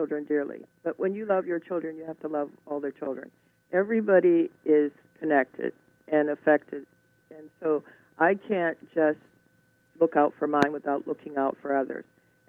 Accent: Alabama, United States; born there; As I said, I was born down south in Alabama, and there's such a family feeling down there, and it carries over, and it's always been part of me.

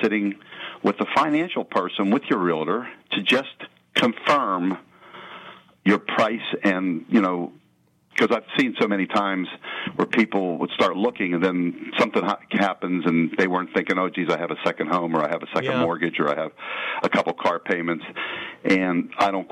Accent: Penn Hills, Pennsylvania, United States; I grew up in Penn Hills

